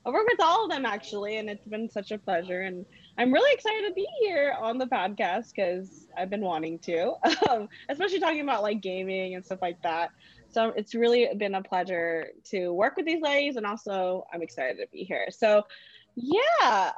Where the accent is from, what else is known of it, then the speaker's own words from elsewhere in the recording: Philippines; I've always wanted to, but, you know, I'm Filipino.